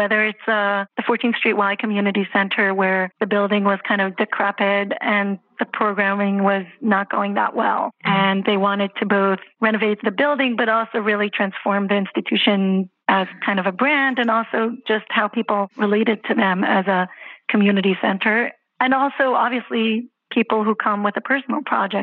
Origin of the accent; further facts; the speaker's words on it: Israel; moved away as an adult; also born or lived in Jerusalem, Israel; now in New York City, United States; I'm originally from Israel